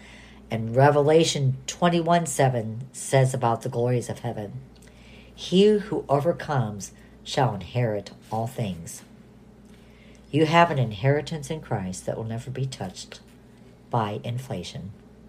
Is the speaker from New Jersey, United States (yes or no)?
no; Toledo, Ohio, United States; born there; also born or lived in Southern California, United States; I was born in Toledo, Ohio, and I lived in Southern California. I have a United States passport